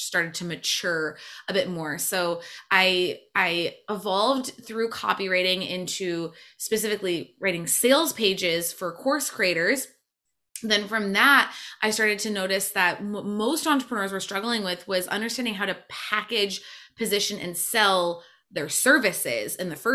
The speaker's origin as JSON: {"language": "English", "region": "Michigan", "country": "United States", "also_born_or_lived": "Montreal", "moved": "as an adult", "said": "I'm from Michigan originally"}